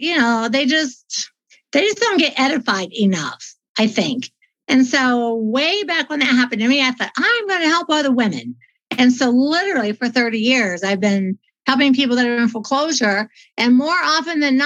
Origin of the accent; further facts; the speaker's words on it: Dayton, Ohio, United States; now in Colorado, United States; I was raised in Ohio